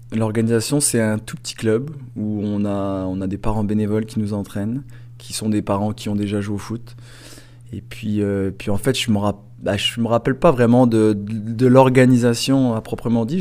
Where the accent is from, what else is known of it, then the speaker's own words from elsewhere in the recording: France; moved away; je viens de la France.